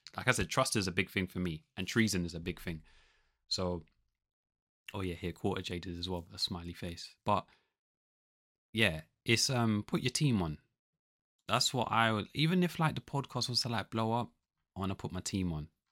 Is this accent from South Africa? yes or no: no; London, United Kingdom; I'm the guy from London